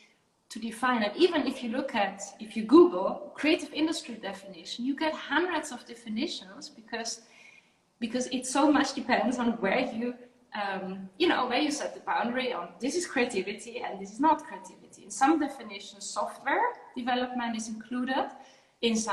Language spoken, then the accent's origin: English; Netherlands; I'm originally from the Netherlands